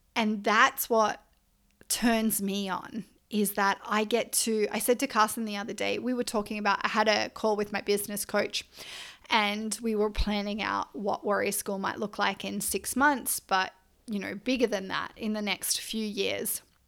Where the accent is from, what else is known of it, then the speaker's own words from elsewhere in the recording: Australia; I'm Australian